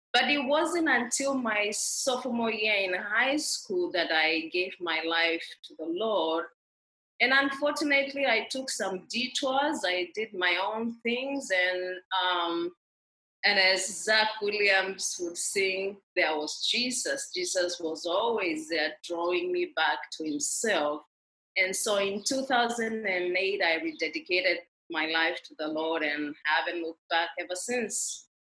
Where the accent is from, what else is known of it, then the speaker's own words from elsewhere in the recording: Kenya; moved away as an adult; I grew up in rural Kenya